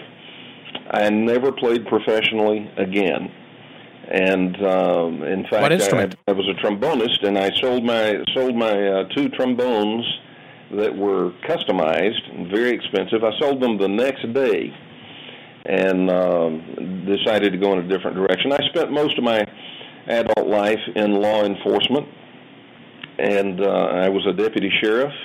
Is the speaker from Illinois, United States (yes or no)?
no; Dallas, Texas, United States; I was born and raised in Dallas, Texas